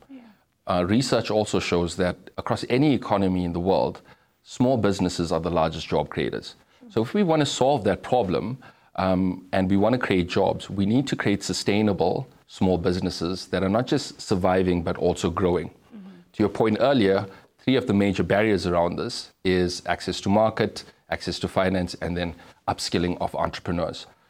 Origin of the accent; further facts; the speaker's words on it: Durban, KwaZulu-Natal, South Africa; born and bred in Durban, um, grew up in a township